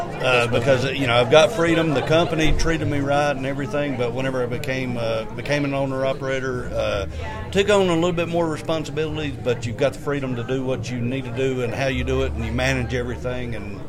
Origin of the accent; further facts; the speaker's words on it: Hickory, North Carolina, United States; Hickory, North Carolina. Hickory. Born and raised.